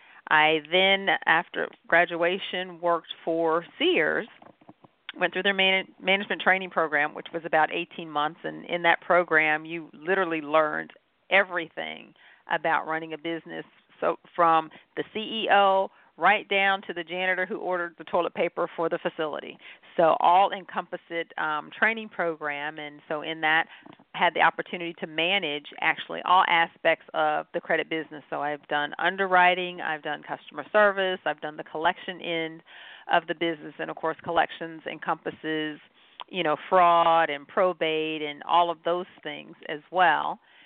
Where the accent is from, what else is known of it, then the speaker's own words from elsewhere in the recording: Goldsboro, North Carolina, United States; No, I'm actually from Goldsboro, North Carolina, is what we refer to as home. I am what is affectionately known as a military brat, meaning my dad was Air Force, so moved around and got to see the world.